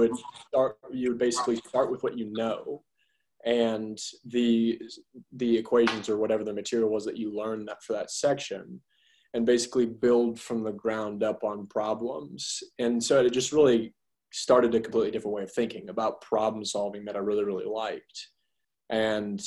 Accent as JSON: {"language": "English", "town": "Augusta", "region": "Georgia", "country": "United States", "tie": "born or raised there", "lives_now": "Athens, United States", "said": "I grew up in Augusta, Georgia, and lived there until I finished high school, until I came here for undergrad at UGA."}